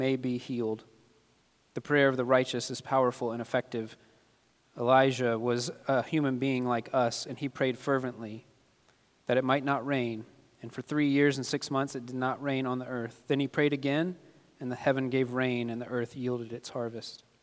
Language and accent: English; Kentucky, United States; moved away; I'm from Kentucky